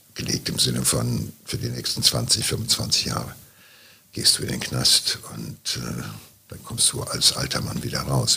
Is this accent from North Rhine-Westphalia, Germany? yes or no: yes; Ruhr area, North Rhine-Westphalia, Germany; hier so bei uns im Pott